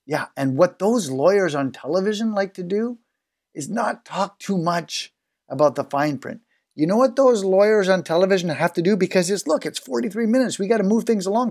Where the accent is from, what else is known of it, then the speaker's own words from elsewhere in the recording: Canada; as a Canadian